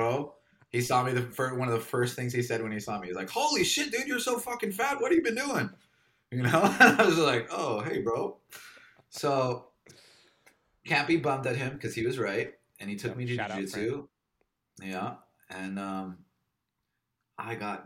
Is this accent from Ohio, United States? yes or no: no; Kauai, Hawaii, United States; also born or lived in Los Angeles, United States; now in Melbourne, Australia; I grew up on Kauai with a crew of people